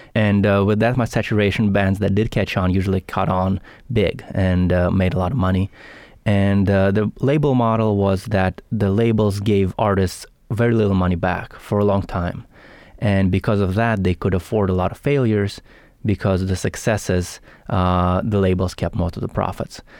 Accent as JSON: {"language": "English", "region": "Saint Petersburg", "country": "Russia", "also_born_or_lived": "Los Angeles", "moved": "yes", "lives_now": "Bay Area, United States", "said": "I'm from Russia, Saint"}